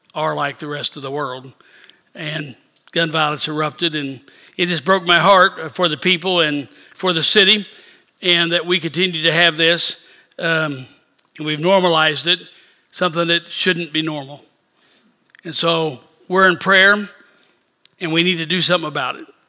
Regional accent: Independence, Missouri, United States; moved away; I am from south of Kansas City. I was born in Independence, so Kansas City's home

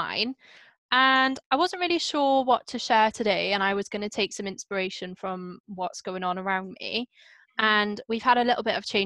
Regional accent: Wales, United Kingdom; growing up in Wales

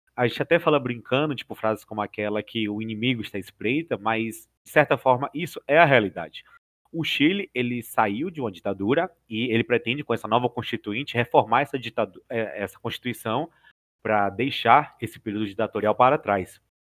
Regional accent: Bahia, Brazil; eu sou baiano e por consequência sou do Nordeste

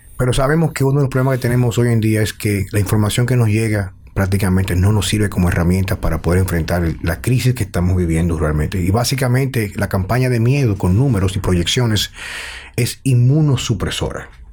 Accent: Dominican Republic

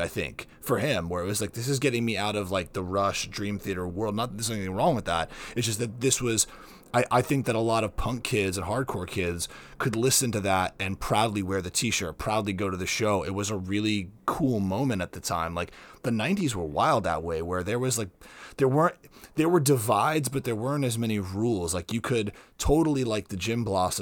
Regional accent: South Florida, United States; I grew up in South Florida

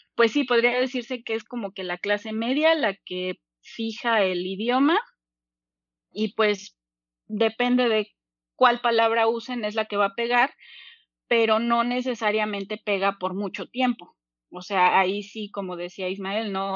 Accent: Mexico City, Mexico; also born or lived in Cuernavaca; tengo 30 años y soy de la Ciudad de México.

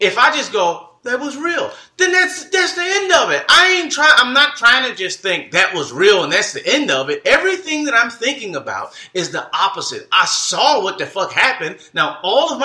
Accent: Detroit, Michigan, United States; I'm from Detroit.

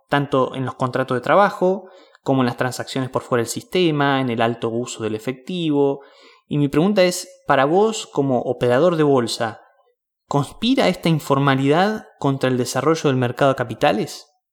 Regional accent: Mar del Plata, Buenos Aires Province, Argentina; de marplatense a marplatense

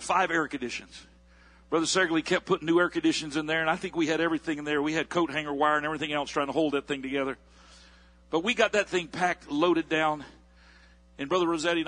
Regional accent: Palm Bay, Florida, United States; here I am from Palm Bay, Florida

